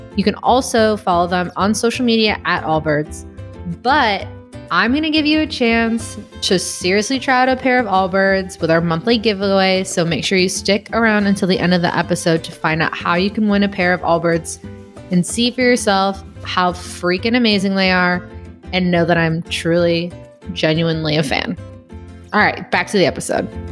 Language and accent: English; Chicago, Illinois, United States; moved away as an adult; also born or lived in Gardena, California / Iowa; now in Texas, United States; I'm from the Chicagoland area